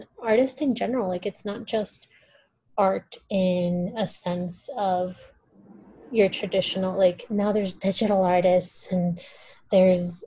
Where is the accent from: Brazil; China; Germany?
Brazil; first language Portuguese; English is a second language; now in United States; I'm from Brazil